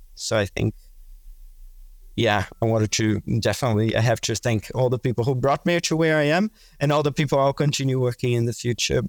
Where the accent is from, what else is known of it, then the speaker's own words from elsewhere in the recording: Brazil; moved away as an adult; also born or lived in Melbourne, Australia; now in Singapore; I'm originally from Brazil.